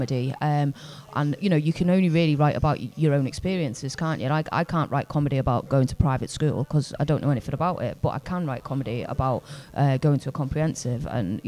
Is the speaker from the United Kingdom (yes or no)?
yes; Liverpool, North West England, United Kingdom; being a working class person growing up in Liverpool